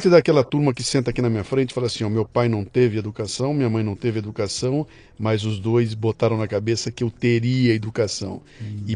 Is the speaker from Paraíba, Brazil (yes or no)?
no; Bauru, São Paulo, Brazil; accent: caipira; Eu sou de Bauru, tá?